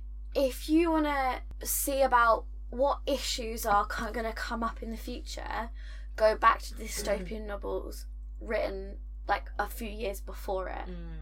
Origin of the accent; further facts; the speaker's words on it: United Kingdom; we're British, and we have a very different relationship to guns.